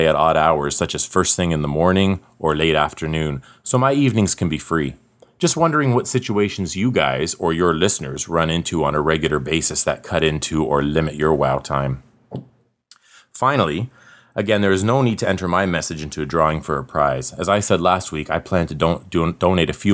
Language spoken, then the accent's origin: English; Canada; accent: northern; I'm Canadian and you just aren't used to my smooth and silky northern accent.